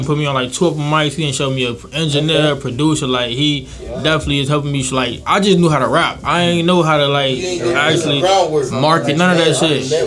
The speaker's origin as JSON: {"language": "English", "town": "Chicago", "region": "Illinois", "country": "United States", "tie": "born or raised there", "moved": "yes", "lives_now": "Florida, United States", "said": "I'm from Chicago"}